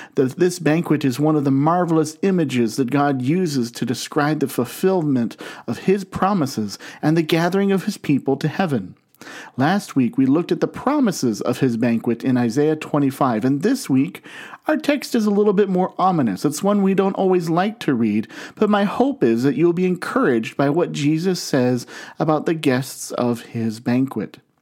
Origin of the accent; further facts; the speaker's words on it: Canton, Ohio, United States; I grew up in Canton, Ohio